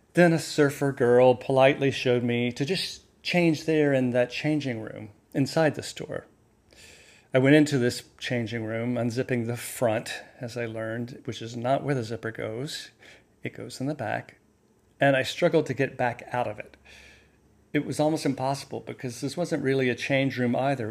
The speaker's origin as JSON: {"language": "English", "region": "the South", "country": "United States", "tie": "born or raised there", "moved": "yes", "said": "I grew up in the South, in the bathwater of the Gulf"}